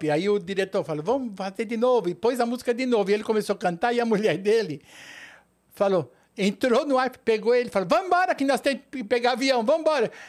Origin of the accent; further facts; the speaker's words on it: São Paulo, Brazil; born there; Em São Paulo.